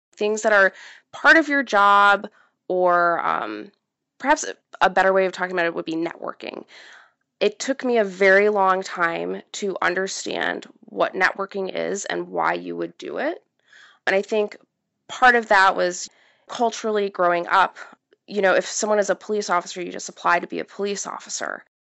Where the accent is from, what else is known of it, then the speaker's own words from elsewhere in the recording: Midwest, United States; the area that I grew up in in the Midwest